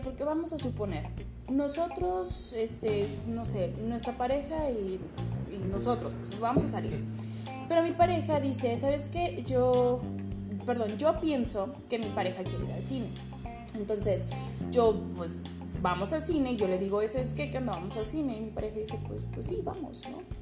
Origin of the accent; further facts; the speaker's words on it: Cananea, Sonora, Mexico; soy de aquí de, de de Cananea Sonora